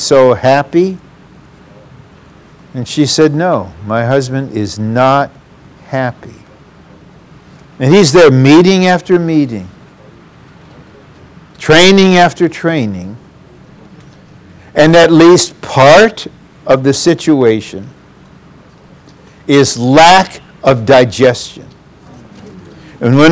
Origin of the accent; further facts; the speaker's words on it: Detroit, Michigan, United States; I'm from Motown and went to Blue Collar U